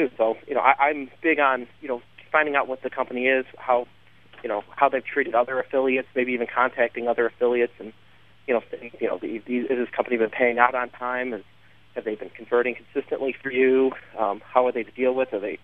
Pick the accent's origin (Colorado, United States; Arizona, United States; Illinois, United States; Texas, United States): Illinois, United States; Chicago; I'm from Chicago, live in Chicago